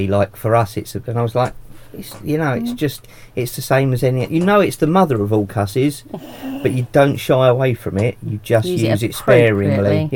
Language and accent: English; United Kingdom; accent: Australian; I am very British